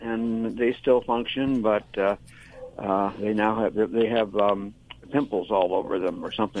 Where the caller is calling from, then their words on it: Reading, Pennsylvania, United States; Reading, Pennsylvania, that sometimes gets mispronounced as Reading, but it's Reading, Pennsylvania.